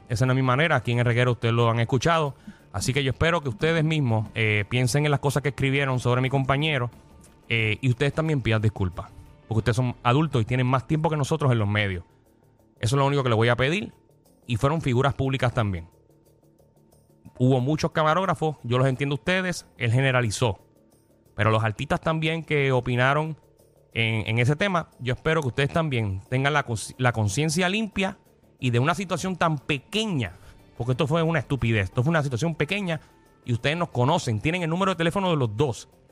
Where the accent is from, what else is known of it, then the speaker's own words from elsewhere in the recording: Puerto Rico; Porque yo soy puertorriqueño y Alejandro también.